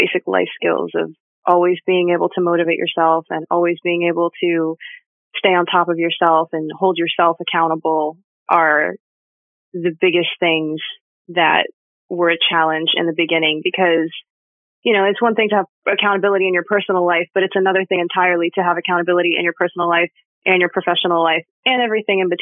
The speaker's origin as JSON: {"language": "English", "region": "East Coast", "country": "United States", "said": "I'm from the East Coast. So I'm from a section of the country that until COVID was not particularly receptive to the idea of telecommuting at all"}